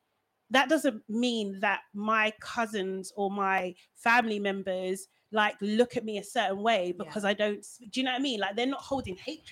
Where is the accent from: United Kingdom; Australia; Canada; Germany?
United Kingdom; I'm British born, British raised. Like, I don't know my language. Yes, it gets to me sometimes. I'm just like, my pronunciation is off or whatever, that kind of thing, or I don't know certain words and stuff.